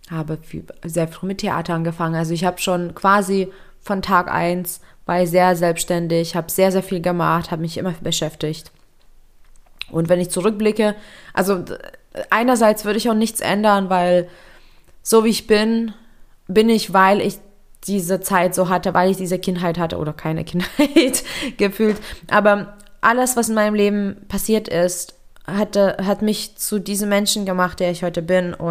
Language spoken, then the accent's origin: German; Lithuania; ich bin ähm, in Litauen geboren und aufgewachsen in äh, einer recht strengen und konservativen Familie.